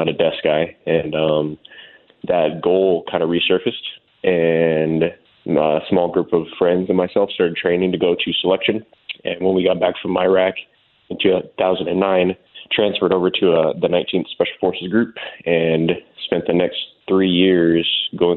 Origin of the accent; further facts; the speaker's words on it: Tucson, Arizona, United States; moved away as an adult; I was born and raised in Tucson, Arizona